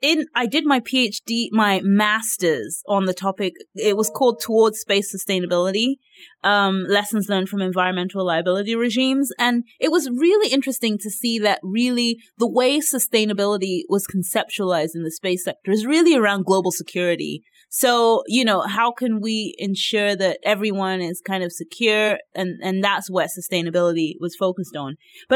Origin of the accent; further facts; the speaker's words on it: Nigeria; yes, I'm Nigerian, but I'm an Africanist and I want to see all of Africa develop capacity